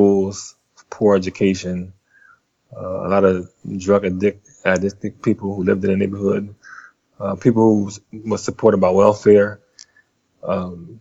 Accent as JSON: {"language": "English", "town": "Philadelphia", "region": "Pennsylvania", "country": "United States", "tie": "born or raised there", "also_born_or_lived": "Louisburg, North Carolina", "said": "she took me and my three sisters at the time to Philadelphia, where we were raised"}